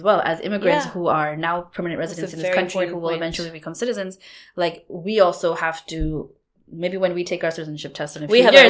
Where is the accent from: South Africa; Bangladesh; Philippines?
Bangladesh; now in Canada; we're from Bangladesh, which is a country which fought to speak its own language